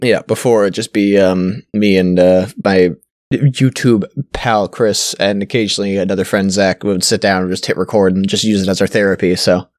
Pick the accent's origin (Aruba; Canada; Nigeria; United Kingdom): Canada; I'm Canadian